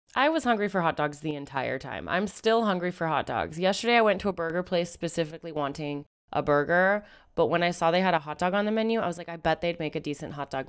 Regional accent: Seattle, Washington, United States; I'm from Seattle

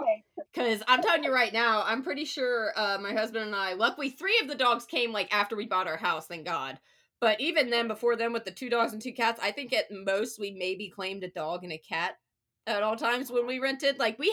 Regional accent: Ohio, United States; moved away as an adult; also born or lived in Nashville; now in Charlotte, United States; I'm from a rural, like, small town in Ohio. So, like, when I was, like, I did law school in Nashville, and I was like, okay, this is pretty good. Came to Charlotte

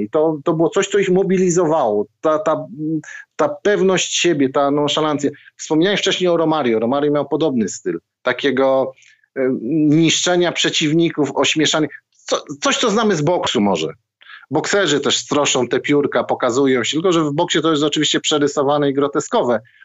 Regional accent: Zabrze, Silesian Voivodeship, Poland; Ja pochodzę z Zabrza. Szary, górnicze miasto, Górnik Zabrze za oknem

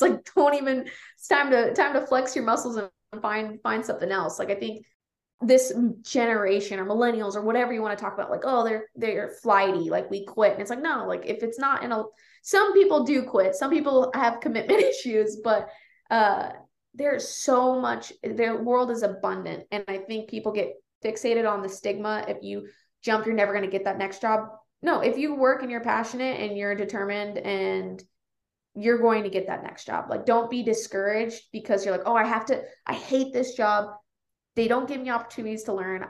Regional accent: Las Vegas, Nevada, United States; also born or lived in Reno, Nevada; now in Kalispell, United States; I grew up in Las Vegas

